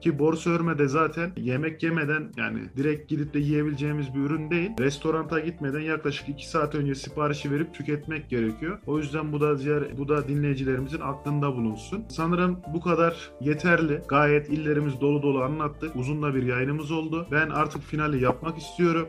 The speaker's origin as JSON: {"language": "Turkish", "region": "Niğde", "country": "Turkey", "said": "Ben de Niğdeliyim"}